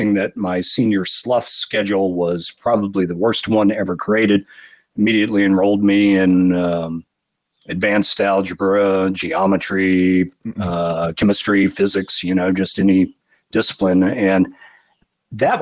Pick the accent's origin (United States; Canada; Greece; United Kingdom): United States; Florida; moved away as an adult; also born or lived in Georgia; I grew up in Florida. I was born in Georgia, but, you know, family landed in Florida in the same county that Kennedy Space Center is in when I think I was six, and did not move away from there until I was 30